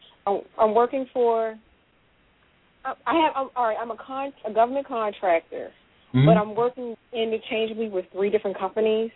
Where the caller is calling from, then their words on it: Baltimore, Maryland, United States; I'm calling from Baltimore